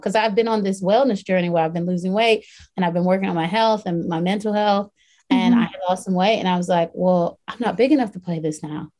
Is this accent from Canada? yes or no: no; Southern US, Southern United States, United States; moved away; my hometown.